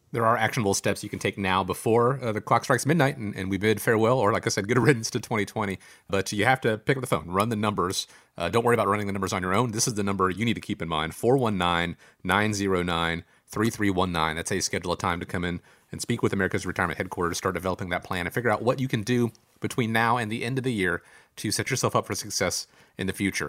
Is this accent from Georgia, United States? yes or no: yes; Georgia, United States; my home state of Georgia